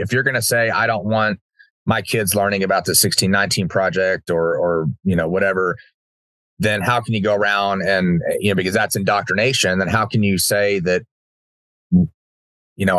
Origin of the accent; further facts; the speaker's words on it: Uvalde, Texas, United States; having my small little world that growing up in Uvalde